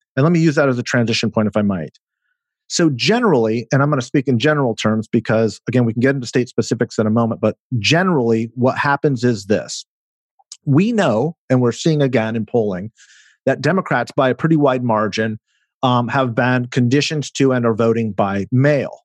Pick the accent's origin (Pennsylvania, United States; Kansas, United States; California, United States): California, United States; my home state of California